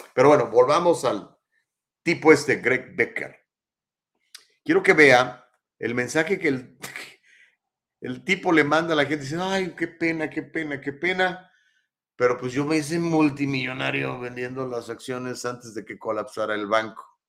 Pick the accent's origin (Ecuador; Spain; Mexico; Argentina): Mexico; now in United States; yo soy mexicano